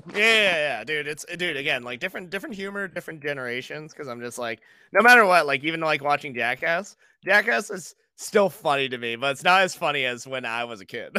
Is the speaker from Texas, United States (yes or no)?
no; Buxton, Maine, United States; moved away as an adult; also born or lived in Brooklyn, New York; Maine and Buxton, and that's always gonna be, like, my hometown